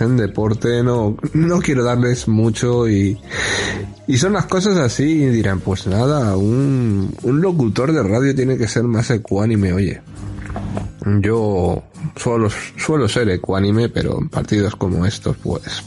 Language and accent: Spanish; Spain; los lazos de unión que tenemos España con, con Argentina